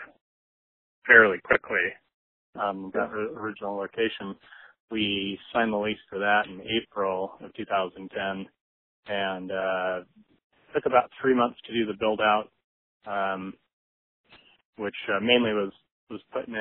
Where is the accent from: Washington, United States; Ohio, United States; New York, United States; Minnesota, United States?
Washington, United States; Lake Forest Park; also born or lived in Seattle, United States; I grew up in Lake Forest Park, which is just kind of on the county border, a little bit north of Seattle